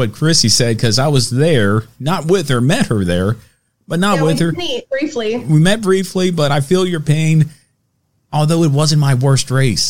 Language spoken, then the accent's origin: English; South Carolina, United States; born or raised there